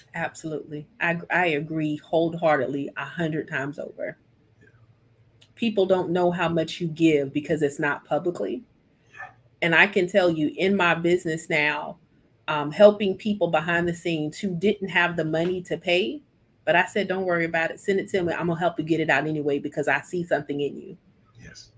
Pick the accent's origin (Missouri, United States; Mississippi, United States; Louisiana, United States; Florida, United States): Mississippi, United States; moved away as an adult; now in Columbia, United States; we're from Mississippi, and so when I relocated